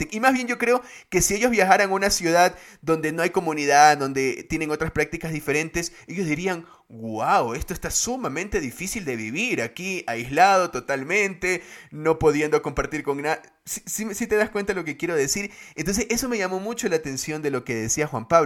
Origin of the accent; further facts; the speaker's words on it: Guayaquil, Guayas, Ecuador; now in Quito, Ecuador; Paradójicamente eso es chistoso porque yo soy de Guayaquil, pero conocí a los menonitas acá en Quito.